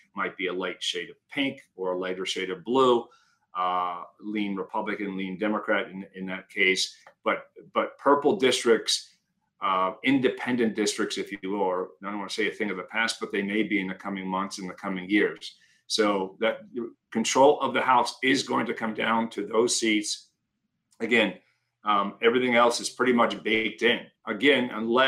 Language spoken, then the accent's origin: English; Pennsylvania, United States; I'm from Pennsylvania as well